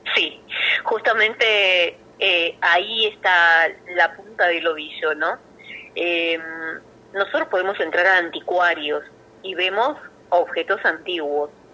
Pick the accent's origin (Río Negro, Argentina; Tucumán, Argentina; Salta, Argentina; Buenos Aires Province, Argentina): Buenos Aires Province, Argentina; Hinojo; es mi pueblo natal.